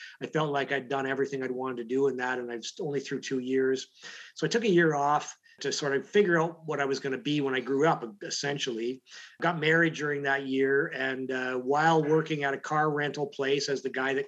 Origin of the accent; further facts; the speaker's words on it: London, Ontario, Canada; I grew up in London, Ontario